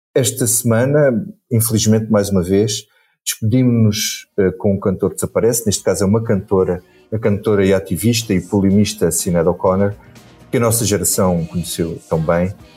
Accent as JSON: {"language": "Portuguese", "area": "Carvalhal and Pego beaches", "region": "Alentejo", "country": "Portugal", "tie": "born or raised there", "said": "meu mar favorito, onde eu cresci, nas minhas praias do Carvalhal e do Pego"}